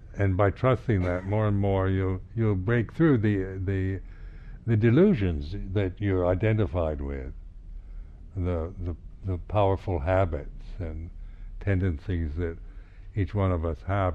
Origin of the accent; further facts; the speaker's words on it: United States; being American